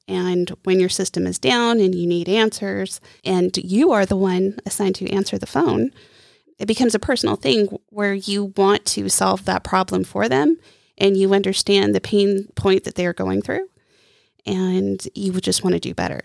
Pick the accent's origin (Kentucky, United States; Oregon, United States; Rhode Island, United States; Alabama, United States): Oregon, United States; Coos Bay; also born or lived in Palm Springs, California / California; now in Lake Norman area, United States; I am originally from Oregon, the coast of Oregon, Coos Bay, to be exact. And I grew up between Coos Bay and Palm Springs, California